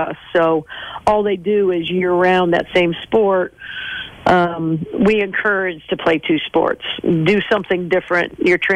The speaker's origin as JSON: {"language": "English", "town": "Mishawaka", "region": "Indiana", "country": "United States", "tie": "born or raised there", "said": "when I grew up in Mishawaka"}